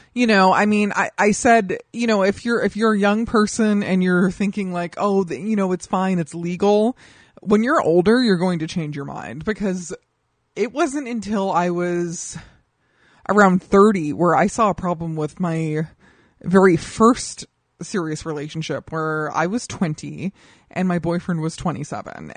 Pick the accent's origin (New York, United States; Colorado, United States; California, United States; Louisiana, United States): Colorado, United States; now in Los Angeles, United States; I grew up in Colorado